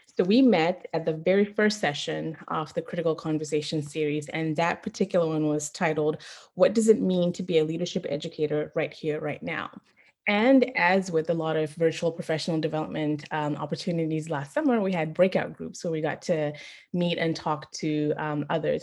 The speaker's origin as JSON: {"language": "English", "country": "Zimbabwe", "tie": "born or raised there", "moved": "yes", "lives_now": "San Antonio, United States", "said": "So I'm Zimbabwean. I was born and raised in Zimbabwe, then I moved to the US."}